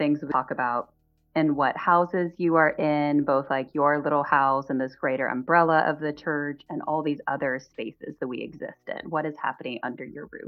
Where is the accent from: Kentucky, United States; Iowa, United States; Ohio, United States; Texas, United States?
Texas, United States; Dallas; also born or lived in San Francisco Bay Area, California; now in Minneapolis, United States; I grew up in Dallas, Texas, and spent a number of years out in the San Francisco Bay Area.